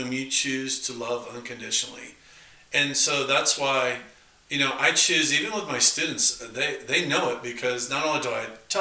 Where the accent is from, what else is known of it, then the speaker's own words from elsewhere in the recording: California, United States; moved away; I'm from California